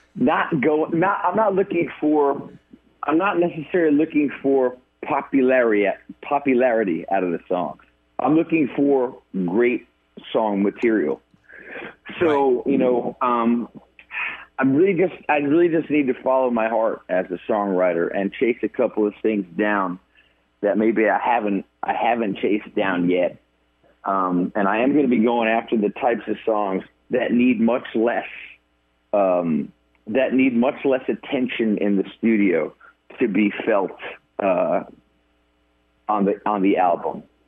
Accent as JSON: {"language": "English", "region": "New York", "country": "United States", "moved": "yes", "lives_now": "Nashville, United States", "said": "I'm a New Yorker"}